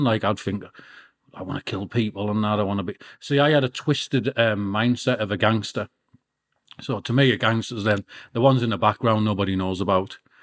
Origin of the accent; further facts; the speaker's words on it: Peterlee, North East England, United Kingdom; also born or lived in Middlesbrough; I was born in Middlesbrough and my mum had to flee from my dad and, and move into County Durham, Peterlee. And then I, be, I, got, I brought up, got brought up there